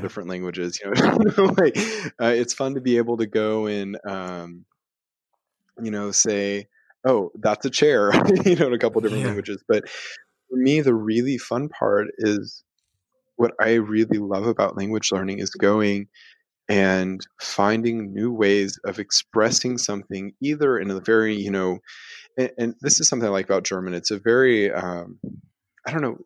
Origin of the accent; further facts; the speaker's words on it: Houston, Texas, United States; first language Spanish; also born or lived in San Antonio / Strasbourg; I grew up in Houston.